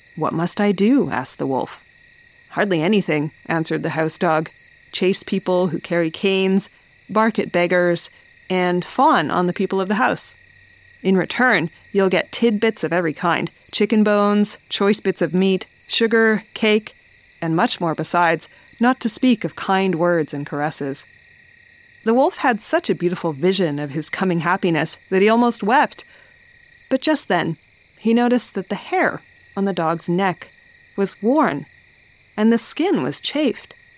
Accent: Smithers, British Columbia, Canada; here in Smithers in my hometown

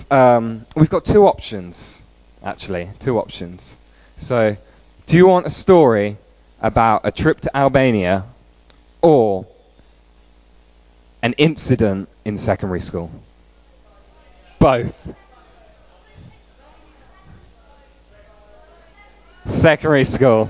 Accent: Peterborough, East of England, United Kingdom; moved away; also born or lived in Stoke-on-Trent / Ryde, Isle of Wight; So I was born and raised in Peterborough, but that's not the only place that I have lived in.

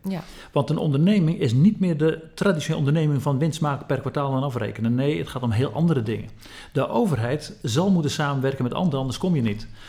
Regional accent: Zeeland, Netherlands; Ik kom zelf uit Zeeland

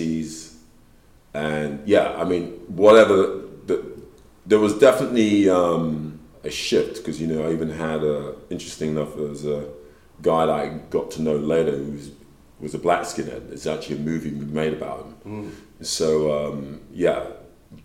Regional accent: London, United Kingdom; I was brought up in London

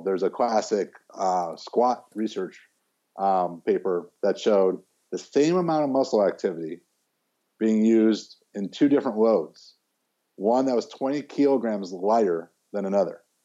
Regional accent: Chicago, Illinois, United States; I grew up in Chicago

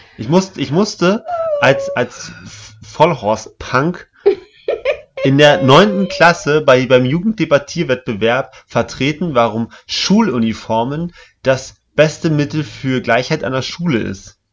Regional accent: East Germany, Germany; Ich komme aus dem Osten, also nicht aus Sachsen, aber mein Vater kommt aus Sachsen

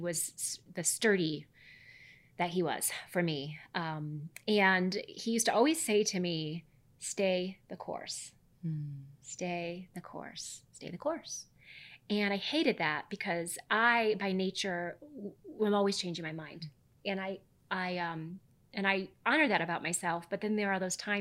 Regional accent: Midwest, United States; I grew up in the Midwest.

